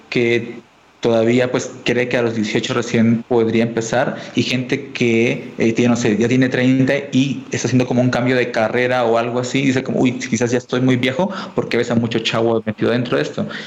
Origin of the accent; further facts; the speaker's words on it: Colombia; Yo vengo de Colombia y esta palabra no, no, es tan dura